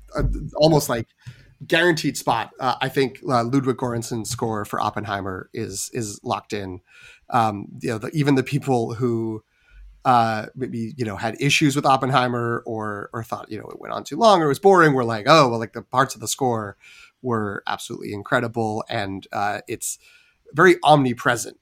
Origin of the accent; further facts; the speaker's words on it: New England, United States; I am from New England